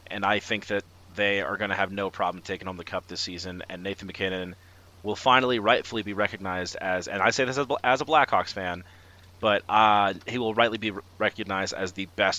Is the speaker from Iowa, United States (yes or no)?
no; Chicago, Illinois, United States; now in Colorado, United States; I'm from Chicago originally